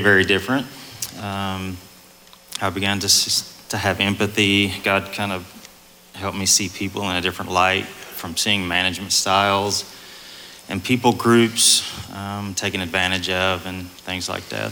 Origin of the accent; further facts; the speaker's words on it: East Texas, United States; I'm more of an East Texas country boy